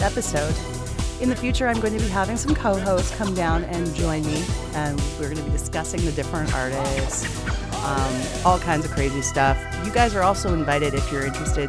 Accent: Edmonton, Alberta, Canada; where I grew up in Edmonton, Alberta

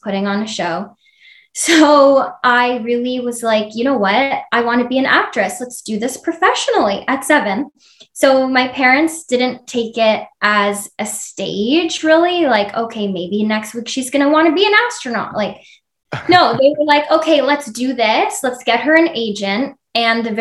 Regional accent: Ontario, Canada; it's a small city in Ontario, Canada

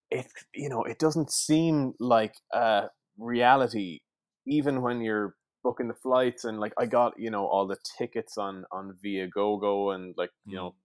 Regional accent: Sligo, Connacht, Ireland; moved away; I'm from Sligo

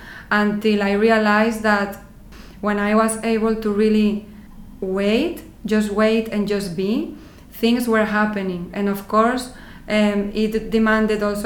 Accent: Madrid, Community of Madrid, Spain; English is a second language; moved away as an adult; also born or lived in London, United Kingdom; now in Netherlands; I am originally from Spain, from Madrid

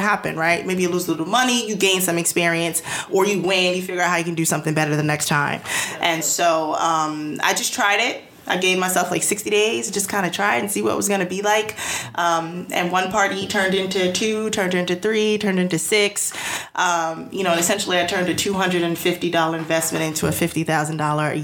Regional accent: United States; I'm American

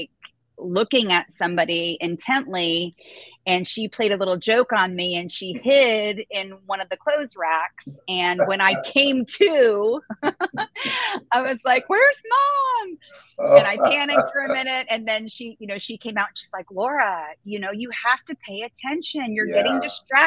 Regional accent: Florida, United States; also born or lived in New Jersey; I moved from New Jersey to Florida when I was 10

